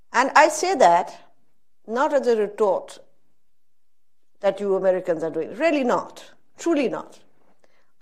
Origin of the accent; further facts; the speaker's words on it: Pakistan; I am a Pakistani